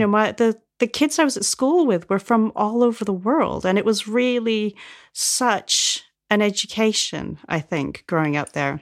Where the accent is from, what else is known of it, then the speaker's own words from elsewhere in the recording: Vancouver, British Columbia, Canada; moved away as an adult; also born or lived in Nottingham / Toronto; now in United Kingdom; I grew up in Vancouver